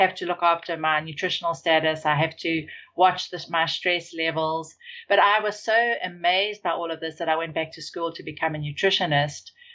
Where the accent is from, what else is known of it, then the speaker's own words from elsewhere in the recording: South Africa; moved away; I grew up in South Africa